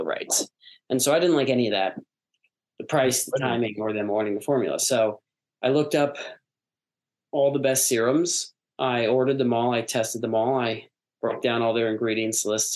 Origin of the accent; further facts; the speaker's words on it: United States; also born or lived in New York / Los Angeles; I grew up in New York